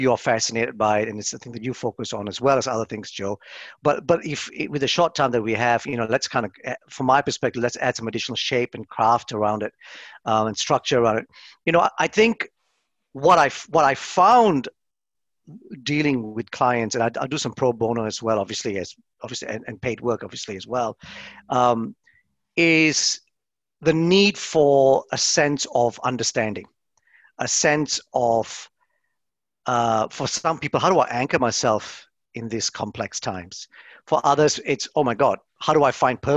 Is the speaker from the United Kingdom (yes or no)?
no; Melbourne, Victoria, Australia; moved away as an adult; now in Ireland; Melbourne, where I'm from